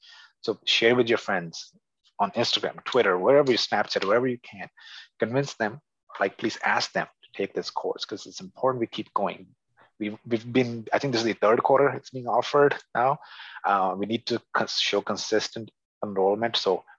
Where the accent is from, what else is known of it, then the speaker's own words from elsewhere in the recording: Punjab, India; And I know Hindi just pretty much as well as I know Punjabi, having been born and raised in Punjab.